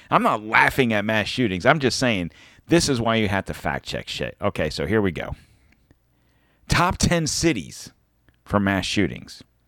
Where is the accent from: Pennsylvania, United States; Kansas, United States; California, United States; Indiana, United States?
Pennsylvania, United States; now in Florida, United States; I was born in Pennsylvania, but I've lived here long enough